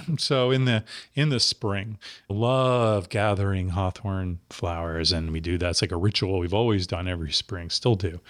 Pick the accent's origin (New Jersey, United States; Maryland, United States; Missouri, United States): New Jersey, United States; moved away; in the East Coast growing up in New Jersey